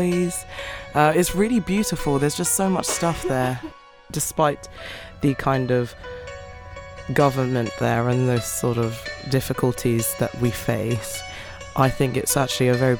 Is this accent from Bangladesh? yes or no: no; United Kingdom; despite being born in Britain, I didn't feel like I fit in completely with others, because I'm not I'm British, but I'm not English.